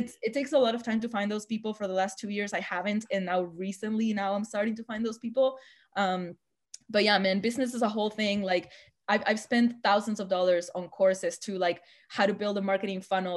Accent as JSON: {"language": "English", "country": "Argentina", "tie": "born or raised there", "moved": "yes", "said": "my hometown in Argentina"}